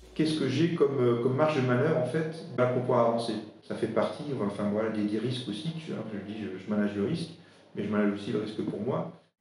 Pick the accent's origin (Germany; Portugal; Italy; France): France; Alsace, Grand Est; first language Alsatian; French is a second language; je suis de, enfin, de, de l'Est de la France, donc ma, ma langue maternelle, c'est pas le français, c'est l'alsacien